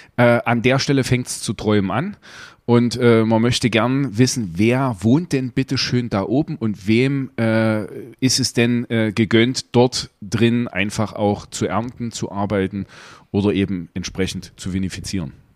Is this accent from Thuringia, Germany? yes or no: yes; Gera, Thuringia, Germany; hier in Gera, wo du gerade bist, äh, meiner Heimatstadt